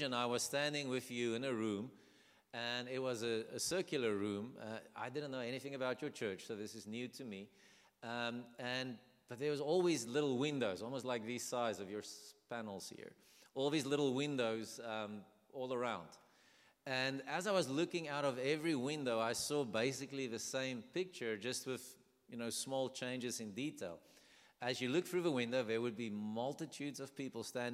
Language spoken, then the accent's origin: English; South Africa; English is a second language; So we are South African. We're born and bred South African